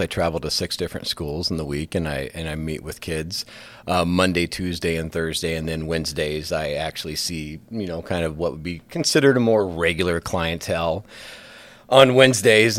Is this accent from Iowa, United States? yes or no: yes; Sioux City, Iowa, United States; also born or lived in Spirit Lake; I grew up in Sioux City